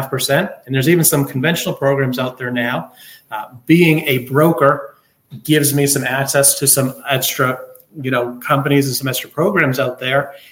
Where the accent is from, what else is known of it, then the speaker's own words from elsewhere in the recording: Boston, Massachusetts, United States; moved away; also born or lived in Louisville; I'm from Boston originally